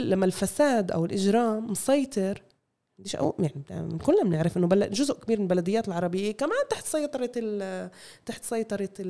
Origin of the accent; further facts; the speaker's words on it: Palestine; لأنه القانون بداية ما شفناش إحنا كفلسطينيين بنعاني من أزمة